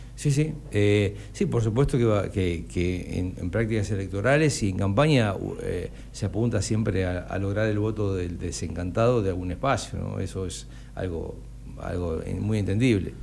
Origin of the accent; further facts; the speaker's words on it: Necochea, Buenos Aires Province, Argentina; moved away as an adult; also born or lived in La Matanza; cuando yo vengo vuelvo a Necochea eh, en el 2006 y me hago cargo del servicio de oncología, comencé a, a desandar otra realidad en mi pueblo en Necochea